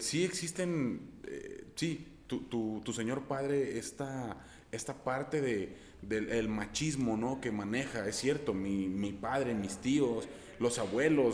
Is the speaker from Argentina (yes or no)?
no; Guadalajara, Jalisco, Mexico; pronuncian una palabra muy similar a la que decimos aquí en Guadalajara